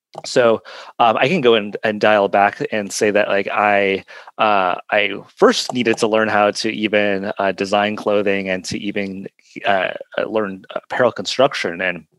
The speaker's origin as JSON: {"language": "English", "region": "Southwest", "country": "United States", "said": "Well, so I'm originally from the Southwest of the United States, and my background is Navajo, which is one of the several hundred Native American tribes that are still thriving here in this country."}